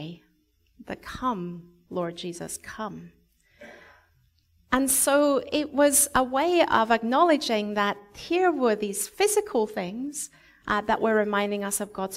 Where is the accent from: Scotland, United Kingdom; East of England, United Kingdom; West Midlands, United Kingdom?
Scotland, United Kingdom; moved away; when I was growing up in Scotland, every year we would have a harvest festival